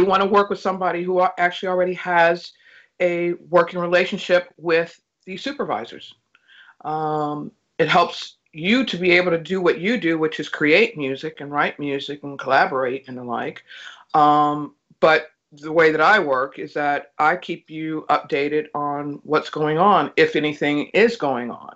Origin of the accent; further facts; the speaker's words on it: Gary, Indiana, United States; moved away; I'm originally from Gary, Indiana